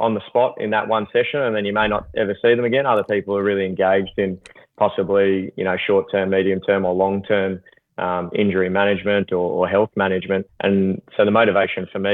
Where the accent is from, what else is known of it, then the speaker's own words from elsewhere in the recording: Melbourne, Victoria, Australia; moved away as an adult; also born or lived in Gold Coast / Brisbane; grew up, born and bred in Melbourne